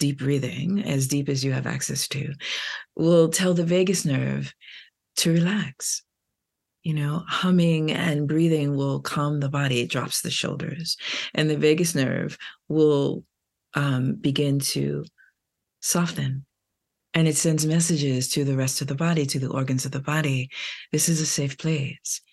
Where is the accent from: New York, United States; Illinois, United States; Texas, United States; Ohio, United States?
New York, United States; New York City; I'm from Brooklyn